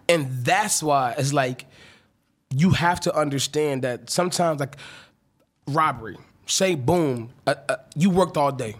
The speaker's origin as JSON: {"language": "English", "region": "North Carolina", "country": "United States", "moved": "yes", "said": "I'm from North Carolina"}